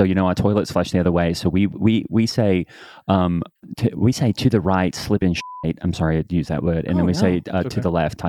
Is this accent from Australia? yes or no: yes; Australia; I'm Australian.